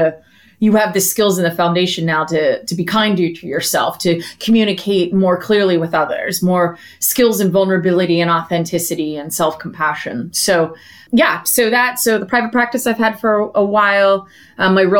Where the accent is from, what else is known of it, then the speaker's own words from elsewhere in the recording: suburbs of Philadelphia, Pennsylvania, United States; now in San Diego, United States; I'm from Pennsylvania, actually, suburbs of Philadelphia